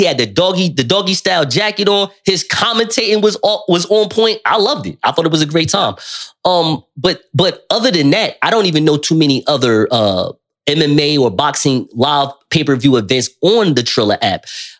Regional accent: Newark, New Jersey, United States; here in Newark, New Jersey.

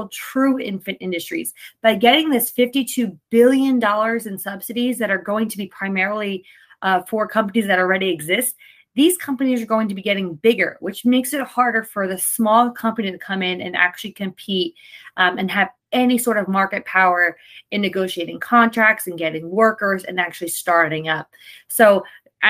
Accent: New Jersey, United States; my home state, that's 10% of New Jersey's budget

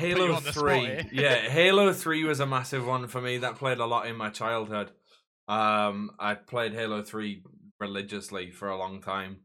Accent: Newcastle upon Tyne, North East England, United Kingdom; I'm from Newcastle

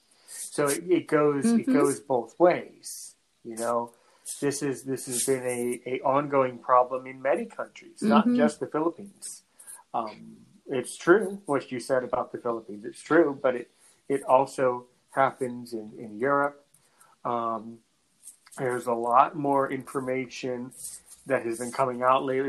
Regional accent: United States; I'm American

